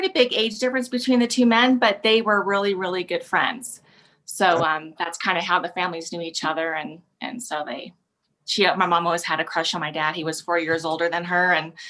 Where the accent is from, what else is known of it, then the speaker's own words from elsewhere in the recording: Cheyenne, Wyoming, United States; also born or lived in Rock Springs, Wyoming; I was born in Rock Springs, Wyoming. We lived there about 6 months before we moved to Cheyenne. And I've been here in Cheyenne ever since, pretty much.